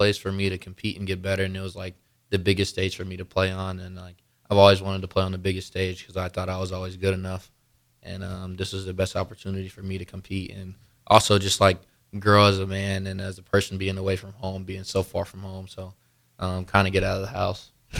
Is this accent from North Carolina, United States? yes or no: yes; North Carolina, United States; No, so I was born in North Carolina. So okay. I lived there since I was 8, so we got a little bit of snow.